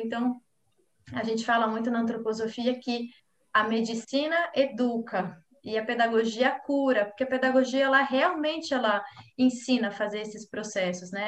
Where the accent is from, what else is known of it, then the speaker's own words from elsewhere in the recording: São Paulo, Brazil; moved away as an adult; now in Florianópolis, Brazil; eu sou natural de São Paulo, mas eu vim morar em Florianópolis é, com 19 anos